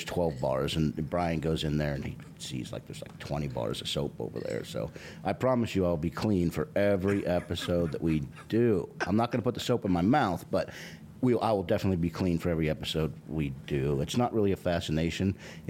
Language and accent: English; Pittsburgh, Pennsylvania, United States; now in Georgia, United States; Because I grew up in Pittsburgh, bro.